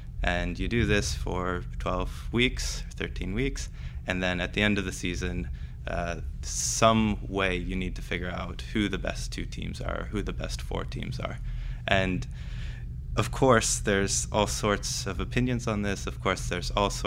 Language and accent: English; Oregon, United States; moved away as an adult; also born or lived in Stanford, California, United States / Toronto, Canada; now in Cambridge, United Kingdom; I grew up in Oregon. I went to school there as a kid